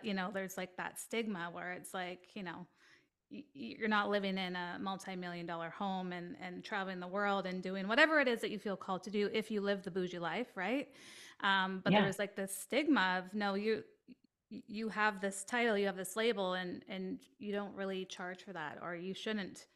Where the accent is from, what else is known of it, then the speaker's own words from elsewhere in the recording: Canada; I'm Canadian